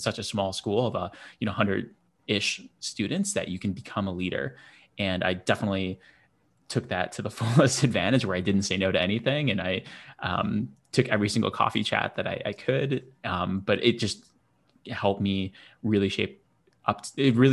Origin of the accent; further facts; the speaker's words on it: Buffalo, New York, United States; moved away as an adult; also born or lived in Boston; I grew up in Buffalo